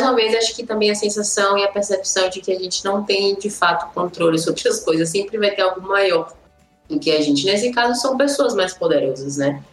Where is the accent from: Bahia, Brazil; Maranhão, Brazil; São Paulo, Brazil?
Bahia, Brazil; Salvador; now in Brasília, Brazil; Eu sou de Salvador, mas tô morando em Brasília